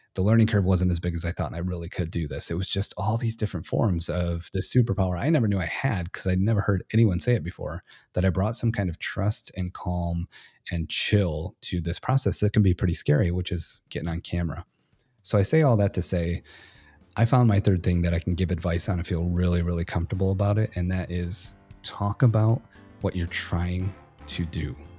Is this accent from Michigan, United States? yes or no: yes; Michigan, United States; moved away as an adult; now in Texas, United States; I was born and raised in Michigan